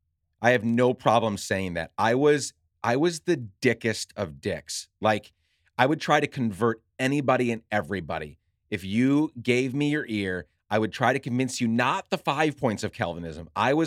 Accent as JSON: {"language": "English", "country": "Guatemala", "tie": "born or raised there", "lives_now": "Minneapolis, United States", "said": "And I grew up in Guatemala. I had no home."}